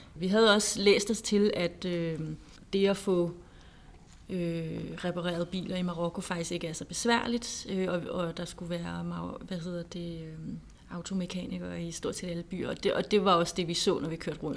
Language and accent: Danish; Denmark; som dansker